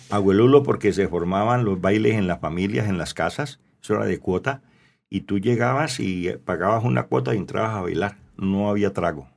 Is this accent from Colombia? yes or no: yes; Cali, Valle del Cauca, Colombia; also born or lived in La Unión, Valle del Cauca / Roldanillo / United States; me vengo de Cali a los 16 años, me regreso para, mm. me vengo para la Unión cuatro años